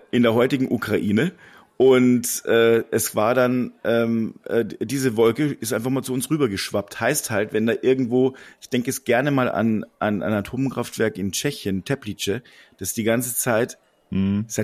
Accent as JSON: {"language": "German", "region": "Bavaria", "country": "Germany", "said": "ich komme aus der aus Ostbayern"}